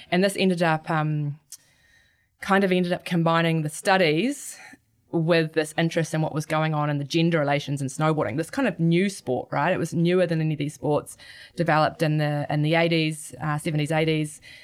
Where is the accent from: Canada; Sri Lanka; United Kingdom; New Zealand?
New Zealand; Gisborne; growing up in Gisborne, surfing and skateboarding were always, were always around